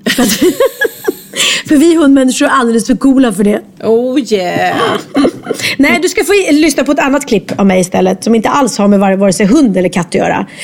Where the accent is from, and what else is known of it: Sweden